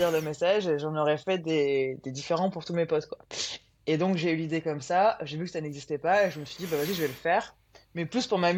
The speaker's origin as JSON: {"language": "French", "town": "Aix-en-Provence", "region": "Provence-Alpes-Côte d'Azur", "country": "France", "said": "Moi à la base, je suis d'Aix."}